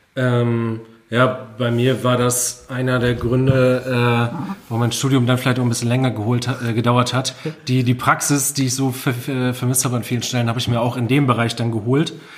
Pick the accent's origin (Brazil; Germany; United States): Germany; Friesoythe, Lower Saxony; also born or lived in Vechta; meine Heimatstadt Friseute